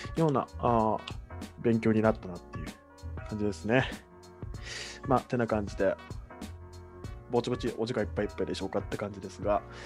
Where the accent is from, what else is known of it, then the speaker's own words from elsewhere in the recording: Kagoshima, Japan; 僕の地元の鹿児島県内